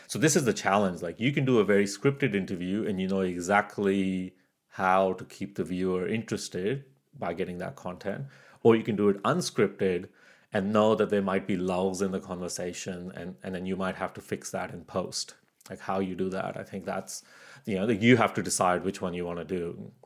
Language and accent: English; Canada; moved away as an adult; also born or lived in Pakistan; now in Australia; I was born in Pakistan. I grew up in Canada, and now I live in Australia